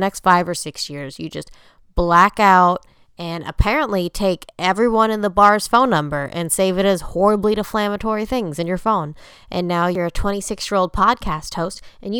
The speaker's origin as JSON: {"language": "English", "town": "Orlando", "region": "Florida", "country": "United States", "said": "I'm from Orlando"}